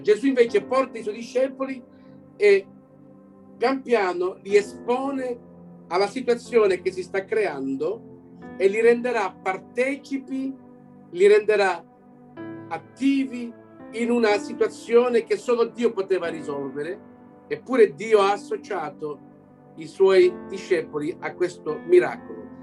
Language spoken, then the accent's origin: Italian; Belgium; also born or lived in Canada; sono nato qui in Belgio da genitori italiani